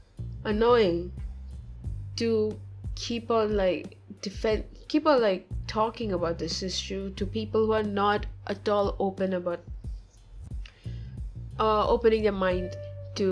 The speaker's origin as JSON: {"language": "English", "country": "India", "said": "I'm from India, and I'm an Orthodox Christian"}